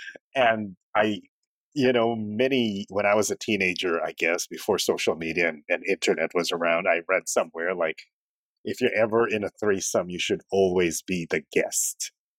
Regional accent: Philippines; also born or lived in Canada / Uzbekistan; now in Singapore; when I was in the Philippines, I was Chinese, because I'm a Filipino Chinese, from a Filipino Chinese family.

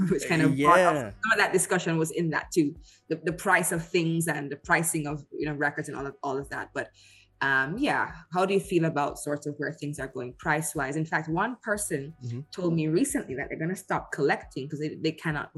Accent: Jamaica; also born or lived in United Kingdom; I'm Jamaican

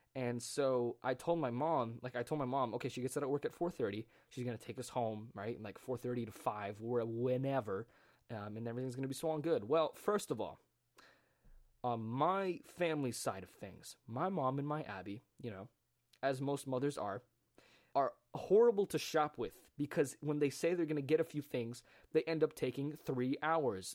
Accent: United States; someone who grew up in America

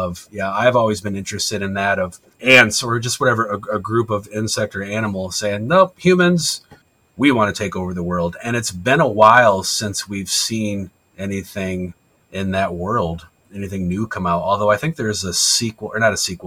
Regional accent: Michigan, United States; Being from Michigan

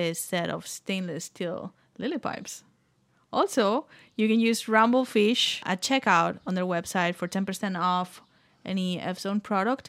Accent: Barcelona, Catalonia, Spain; I'm from Barcelona, so I don't even consider myself Spanish

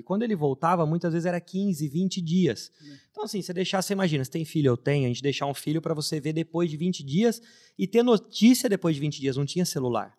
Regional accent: Limeira, São Paulo, Brazil; Eu já sou nascido em Limeira, sou limeirense, que é uma cidade interior de São Paulo

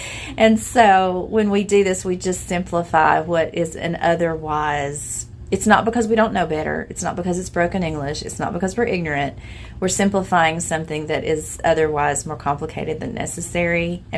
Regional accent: Lee County, Virginia, United States; accent: Appalachian; I'm from Lee County, Virginia, by the way. I'm from the area that Demon Copperhead is set in. If you have read Barbara Kingsolver's book, that's my home place. And so that's what you hear in my voice.

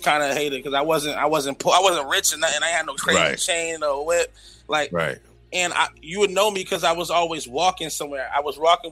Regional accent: Boston, Massachusetts, United States; I'm from Roxbury, like, born and raised

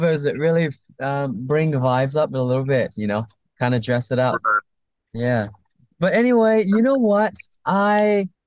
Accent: Vietnam; now in California, United States; I came from Vietnam

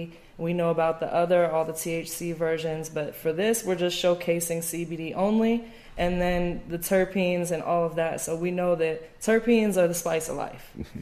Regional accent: Atlanta, Georgia, United States; being from Atlanta

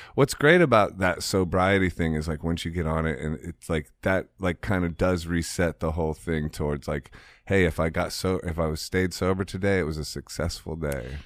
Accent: Ohio, United States; I'm from Ohio

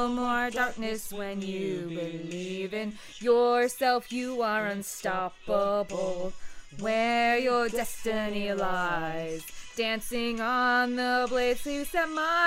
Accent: United States; we will be two Americans

